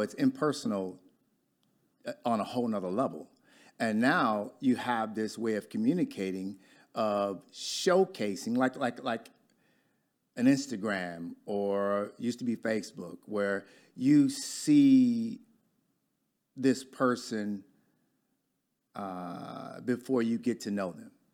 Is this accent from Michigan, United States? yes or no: yes; Detroit, Michigan, United States; accent: Michigander; moved away as an adult; now in Dallas, United States; I'm from Michigan, I've only been here five or six years, but I still talk as a Michigander